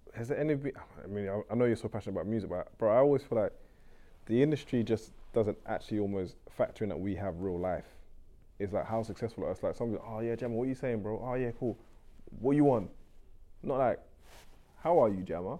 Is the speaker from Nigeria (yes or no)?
yes; Nigeria; I'm Nigerian